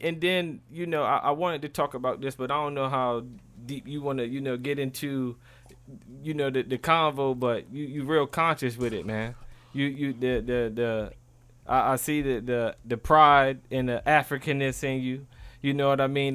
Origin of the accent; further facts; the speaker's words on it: Maryland, United States; I'm from Maryland.